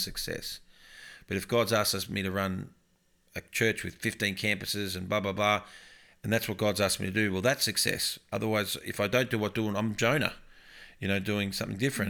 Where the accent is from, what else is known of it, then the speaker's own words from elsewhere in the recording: Upper Yarra Valley, outskirts of Melbourne, Victoria, Australia; also born or lived in Tatura; now in Brisbane, Australia; I grew up in the Upper Yarra Valley on the outskirts of Melbourne